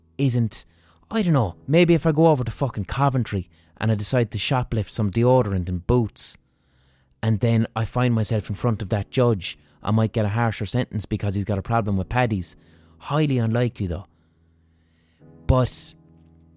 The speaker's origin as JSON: {"language": "English", "country": "Ireland", "said": "as an Irish person"}